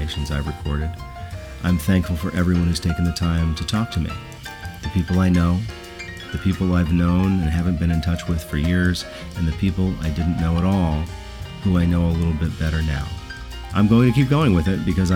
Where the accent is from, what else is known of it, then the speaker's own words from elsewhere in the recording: New Jersey, United States; moved away as an adult; Since moving away from my native New Jersey 5 years ago